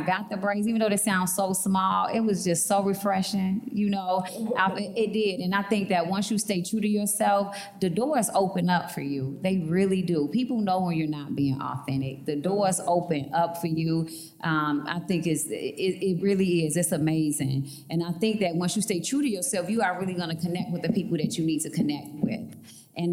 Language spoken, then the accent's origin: English; Chicago, Illinois, United States; I'm from Chicago and I talk with a swag and have braids